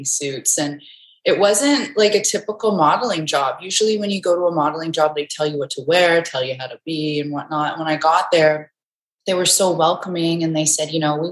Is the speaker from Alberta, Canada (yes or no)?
yes; Enoch Cree Nation, Alberta, Canada; I'm from Enoch Cree Nation, which is in Treaty 6 territory.